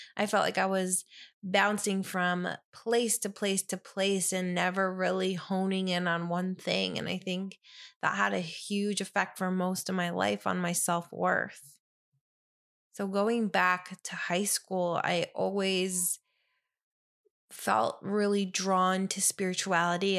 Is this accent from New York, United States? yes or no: yes; Ithaca, New York, United States; now in New Jersey, United States; I grew up in Ithaca